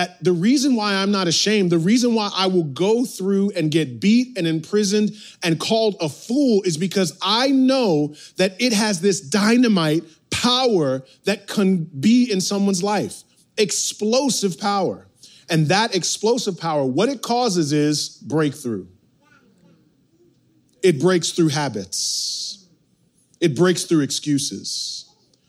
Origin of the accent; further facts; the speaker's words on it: outside New York City, United States; growing up outside New York City